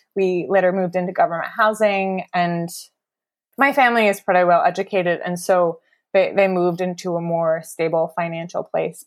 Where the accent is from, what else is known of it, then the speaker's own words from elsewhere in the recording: Cambridge, Ontario, Canada; moved away as an adult; also born or lived in Amsterdam; now in Winnipeg, Canada; I'm originally from Cambridge, which is about forty-five minutes outside of Toronto.